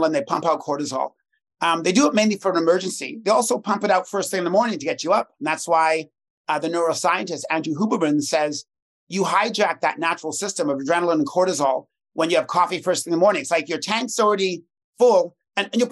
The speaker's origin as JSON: {"language": "English", "town": "Toronto", "region": "Ontario", "country": "Canada", "said": "I'm from Toronto"}